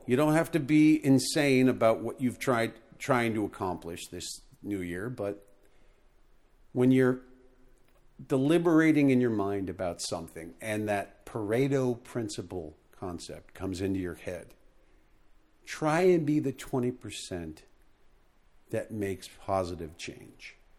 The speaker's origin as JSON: {"language": "English", "country": "United States", "said": "I'm American"}